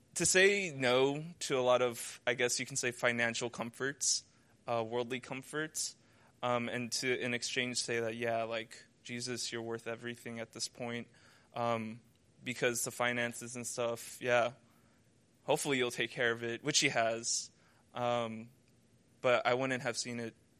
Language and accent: English; United States; moved away as an adult; now in China; I'm from America